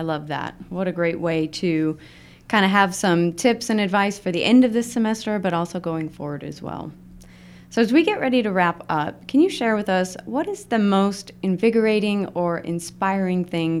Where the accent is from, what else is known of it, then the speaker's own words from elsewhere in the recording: Utah, United States; also born or lived in Illinois; I'm from Utah, and then I lived in Illinois, so the soda and pop thing.